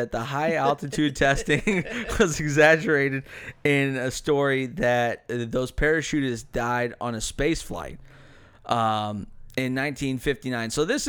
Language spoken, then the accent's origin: English; United States; We're American.